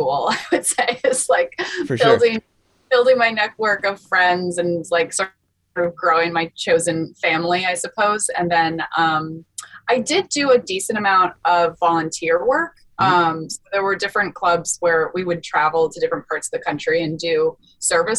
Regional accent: Longmeadow, Massachusetts, United States; also born or lived in New England; I grew up mostly in a town called Longmeadow in Western Massachusetts

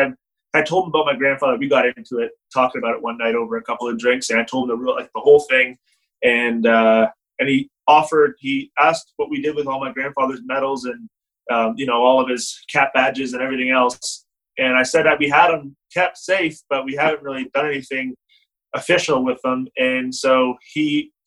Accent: Canada; as a Canadian

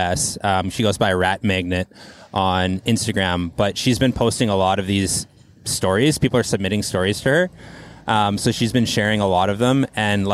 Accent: Quesnel, British Columbia, Canada; now in Vancouver, Canada; Barkerville Brewing from my hometown

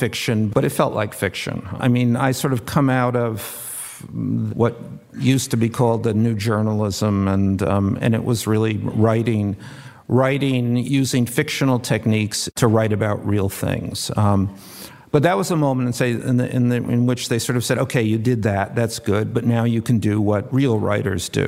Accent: Paterson, New Jersey, United States; moved away; also born or lived in New York; I was born in Patterson and grew up on a somewhat whiter hill

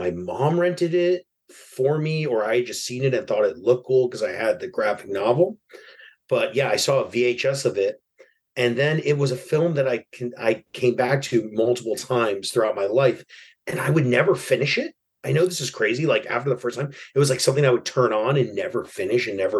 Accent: New York City, New York, United States; I grew up in New York City in Broadway Lafayette at the time.

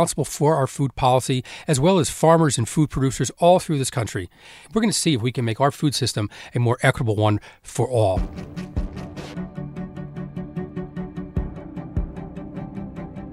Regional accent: Elizabeth, New Jersey, United States; I grew up in Elizabeth, New Jersey.

